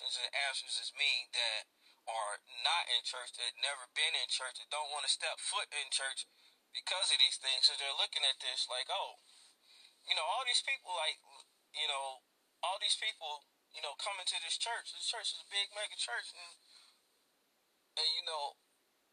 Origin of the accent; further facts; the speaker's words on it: Gary, Indiana, United States; during my 21 years growing up in Gary, Indiana